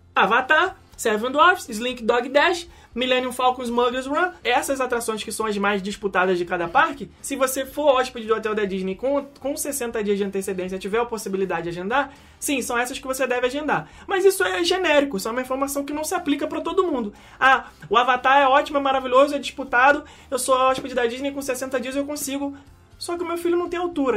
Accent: Brazil; como nós somos brasileiros e a língua que mais fácil é identificada pela nossa audição é o português

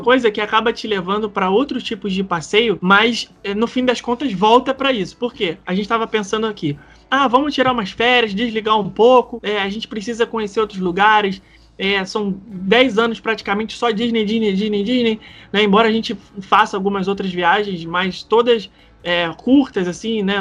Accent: Rio de Janeiro, Brazil; eu, por exemplo, como carioca

